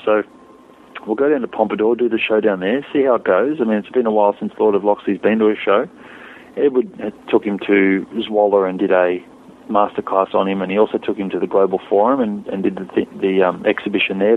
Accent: Australia; an Australian rider

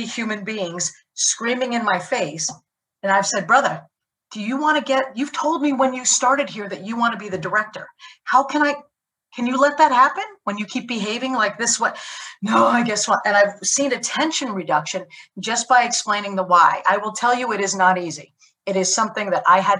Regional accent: United States; as an American

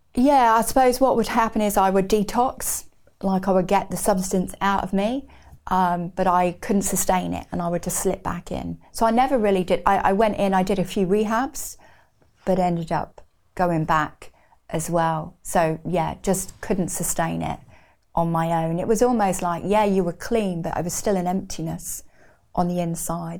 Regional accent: Newbury, South East England, United Kingdom; also born or lived in Reading; grew up in Berkshire in a little town called Newbury

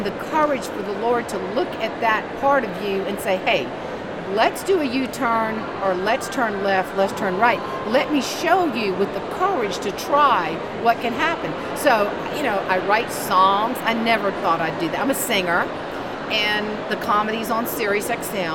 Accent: the Deep Fried South, United States; born or raised there

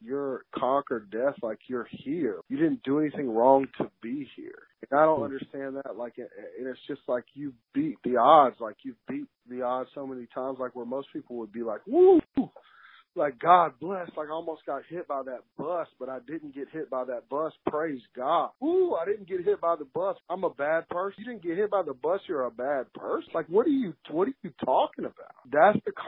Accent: Memphis, Tennessee, United States; where I come from in Memphis

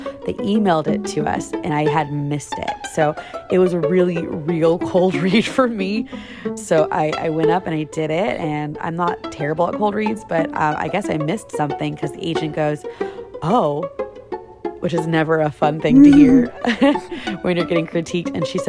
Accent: Orlando, Florida, United States; now in Atlanta, United States; I just moved from my hometown, Orlando, Florida, to Atlanta, Georgia, in the hopes of pursuing a successful acting career for television and film.

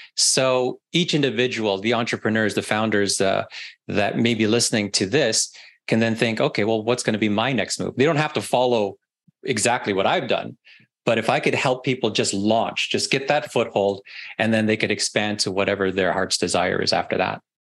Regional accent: Canada; moved away as an adult; now in Florida, United States; I'm also from Canada originally

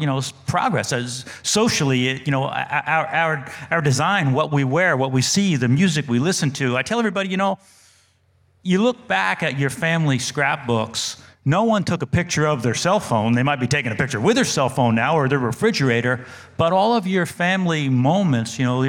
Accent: New Jersey, United States; born there; accent: New Jersey; I was born in New Jersey. I've been in North Carolina over 30 years, so I've kind of lost the New Jersey accent, but I had to go back to my New Jersey accent

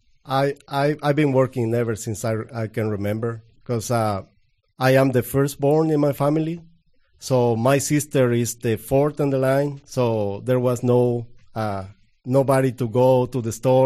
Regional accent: Guatemala; English is a second language; now in United States; I'm from Guatemala. I was born in 1975 from a very, very small town.

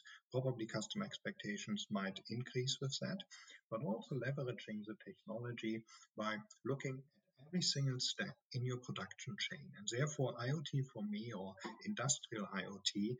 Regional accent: Germany; accent: German; English is a second language; also born or lived in United States; I'm a German, as you can hear from my strong accent

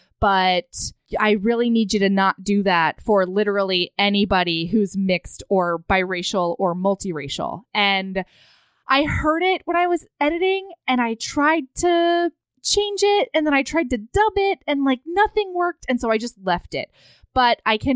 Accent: Hawaii, United States; I grew up in Hawaii

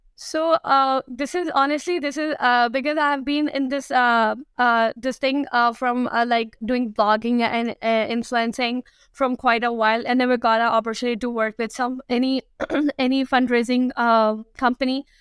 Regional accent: Karachi, Sindh, Pakistan; moved away as an adult; now in Toronto, Canada; I am born and I'm raised in Karachi

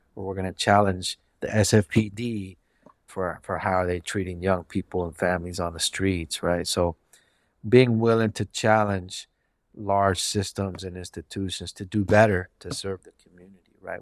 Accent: San Francisco, California, United States; also born or lived in Bernal Heights, San Francisco / Bayview, San Francisco; being born and raised in the Mission District

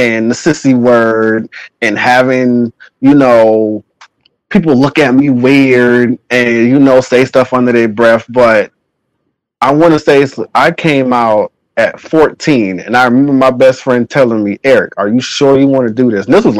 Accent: Charleston, South Carolina, United States; I grew up in Charleston, South Carolina

